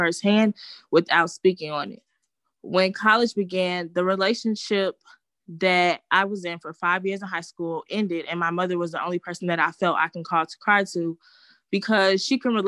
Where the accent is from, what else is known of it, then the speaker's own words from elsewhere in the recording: Chicago, Illinois, United States; I was born in March 1999 in Chicago, Illinois